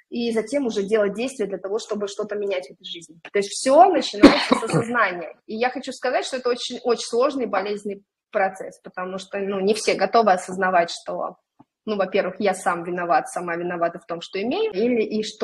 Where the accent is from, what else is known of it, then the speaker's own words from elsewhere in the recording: Orenburg, Orenburg Oblast, Russia; now in Saint Petersburg, Russia; я сама, допустим, приехала в Питер из {S0} небольшого {S1} города, {S0} да, я {S1} уроженка Оренбурга.